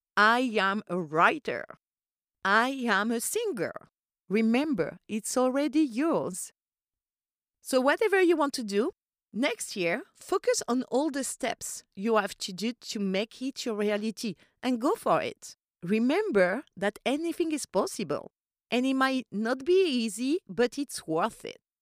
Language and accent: English; Corsica, France; English is a second language; moved away; I grew up in Corsica